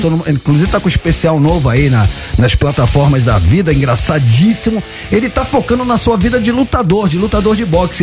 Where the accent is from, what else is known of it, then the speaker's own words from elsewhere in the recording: Rio de Janeiro, Brazil; accent: Carioca; eu, eu tenho sotaque de carioca, mas eu sou argentino